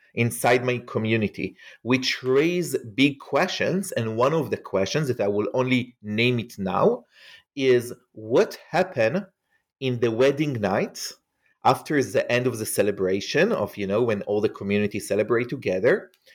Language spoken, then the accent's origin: English; Israel; English is a second language; moved away; So as you can hear probably from my accent, I am not an American. I grew up in Israel. I grew up in an ultra-Orthodox Hasidic community, which is the more extreme community inside the Jewish tradition.